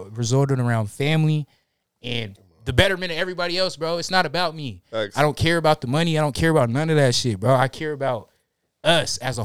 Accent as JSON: {"language": "English", "region": "Washington", "country": "United States", "said": "We're both from Washington"}